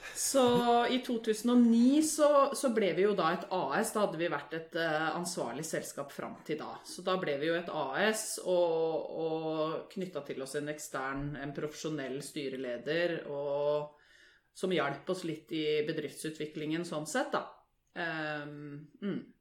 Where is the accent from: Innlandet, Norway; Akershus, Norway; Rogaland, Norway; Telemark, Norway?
Akershus, Norway; Lørenskog; Er fra Lørenskog. Født og oppvokst der.